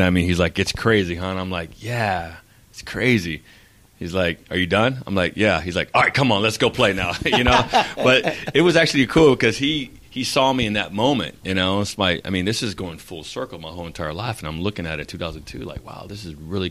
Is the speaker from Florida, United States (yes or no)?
no; San Diego, California, United States; being born and bred in San Diego and just, being a San Diego Charger fan my whole entire life